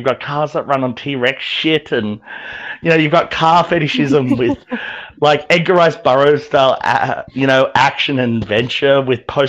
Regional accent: Australia; growing up in Australia

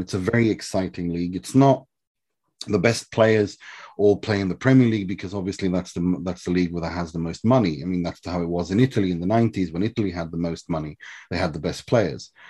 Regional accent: Sweden; I was raised in Sweden from the age of three

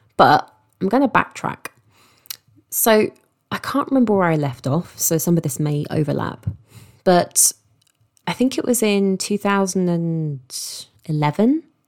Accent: London, United Kingdom; moved away as an adult; also born or lived in Eastbourne; now in Sussex, United Kingdom; I grew up in London and I moved down to Sussex

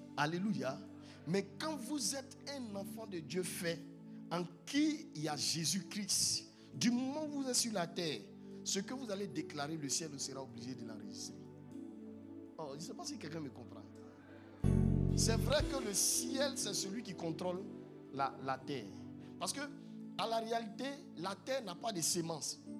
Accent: Yamoussoukro, Côte d’Ivoire; je viens de la Côte d'Ivoire, précisément à Yamsokro, la capitale, la plus belle ville au monde

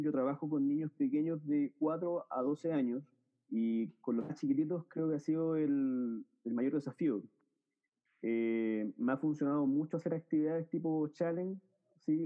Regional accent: Chile; soy de Chile

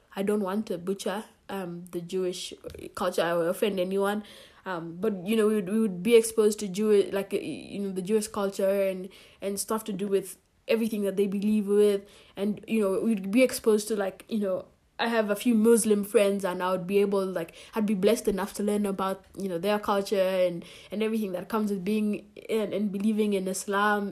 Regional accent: Kenya; moved away; I'm Kenyan at the end of the day, and I'm proud to be

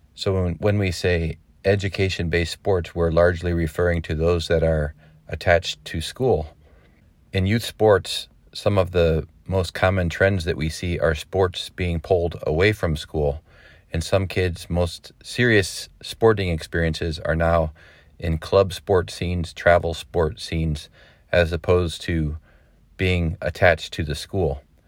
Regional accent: Indiana, United States; moved away; I grew up in the Hoosier State

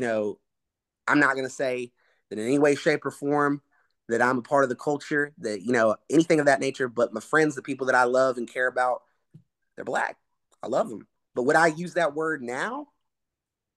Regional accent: Rockdale County, DeKalb County, Georgia, United States; I am half white, half Hispanic, but I grew up in Rockdale County, DeKalb County

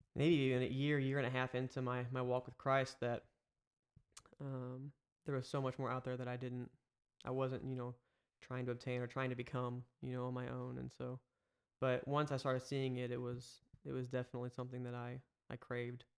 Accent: Eureka, Missouri, United States; also born or lived in St. Charles, Missouri; born and raised Saint Louis. I grew up in Eureka

